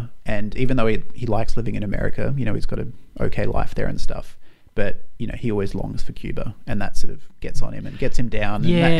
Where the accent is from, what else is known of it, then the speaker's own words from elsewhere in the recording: Australia; I like Australia, and being Australian's fine, but I don't have this deep, like, spiritual bond to it